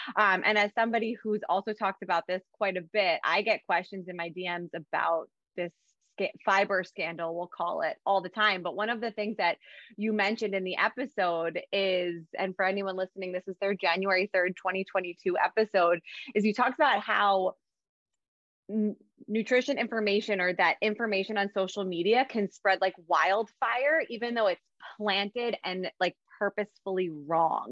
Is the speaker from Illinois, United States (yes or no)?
no; Rochester, New York, United States; my hometown in rochester